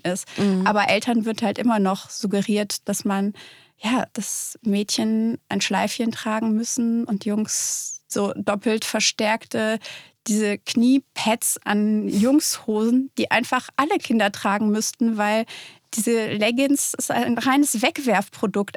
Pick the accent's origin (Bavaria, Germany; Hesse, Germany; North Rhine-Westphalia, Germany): North Rhine-Westphalia, Germany; Cologne; in Köln, wo ich herkomme